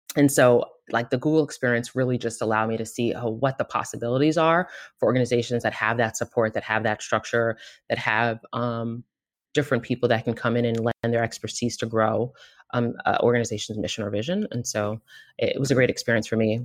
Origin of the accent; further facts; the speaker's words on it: Marlboro, New Jersey, United States; also born or lived in Queens, New York; I grew up in New York and New Jersey, pretty much half of each, um, Central Jersey, Marlboro, for anyone from Marlboro, and then Queens, New York